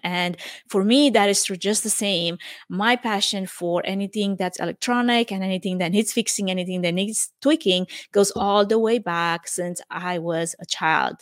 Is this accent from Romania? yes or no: yes; Romania; English is a second language; moved away as an adult; now in United States; I am originally from Romania.